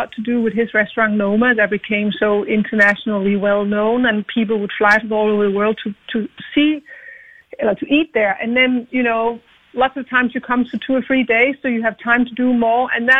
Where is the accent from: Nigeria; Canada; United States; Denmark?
Denmark; Copenhagen, Capital Region of Denmark; I love my hometown